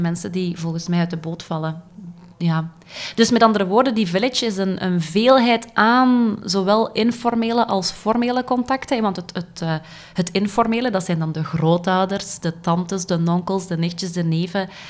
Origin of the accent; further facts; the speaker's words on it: Dendermonde, Flanders, Belgium; moved away as an adult; now in Ghent, Belgium; ik ben afkomstig van Dendermonde